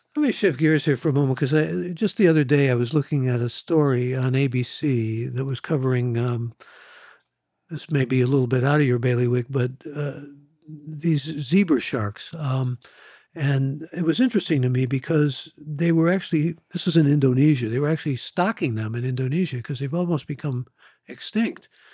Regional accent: Ohio, United States; moved away; I'm from Ohio originally

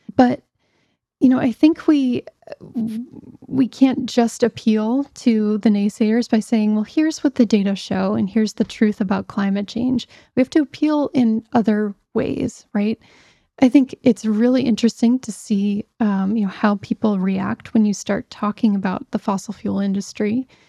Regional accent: Pittsburgh, Pennsylvania, United States; moved away; I grew up in Pittsburgh, Pennsylvania, and was, was home a couple years ago.

